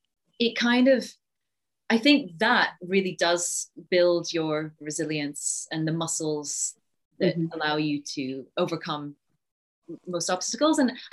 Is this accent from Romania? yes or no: no; Yorkshire and the Humber, United Kingdom; also born or lived in Singapore; I was born in Singapore, and then we moved to this tiny village in Yorkshire.